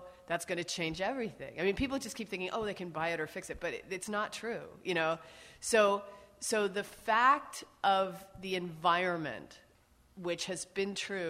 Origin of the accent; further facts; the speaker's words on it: Northeast, United States; and I grew up in the East, you know, in the Northeast